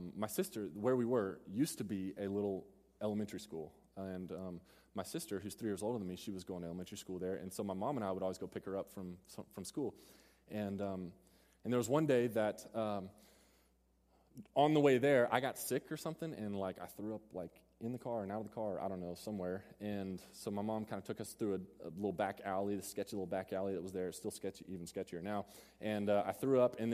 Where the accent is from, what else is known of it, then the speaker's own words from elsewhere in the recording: Mesquite, Texas, United States; Mesquite's where I grew up